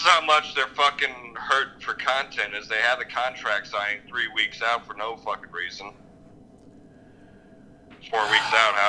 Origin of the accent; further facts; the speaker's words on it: Missouri, United States; I'm from Missouri. Missouri.